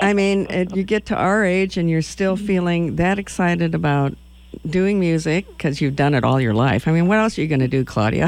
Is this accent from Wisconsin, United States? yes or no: yes; Madison, Wisconsin, United States; I'm from Madison, Wisconsin